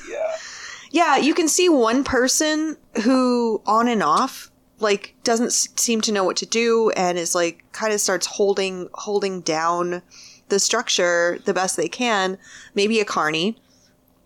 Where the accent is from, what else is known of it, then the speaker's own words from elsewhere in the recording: Michigan, United States; I'm from Michigan